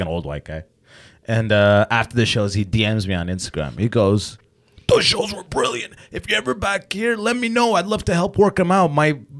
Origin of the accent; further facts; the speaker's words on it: London, Ontario, Canada; also born or lived in Sudan; now in Toronto, Canada; I grew up in London.